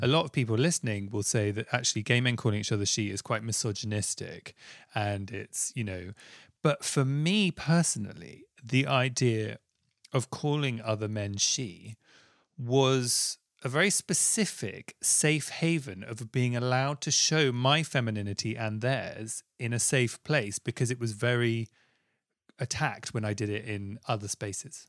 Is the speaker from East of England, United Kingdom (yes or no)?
no; London, United Kingdom; I grew up in Southfields next to Wimbledon.